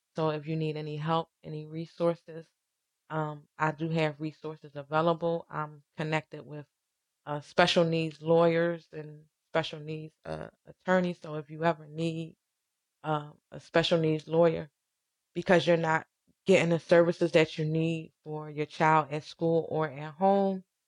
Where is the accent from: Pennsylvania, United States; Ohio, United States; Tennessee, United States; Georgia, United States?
Pennsylvania, United States; Philadelphia; I grew up in Southwest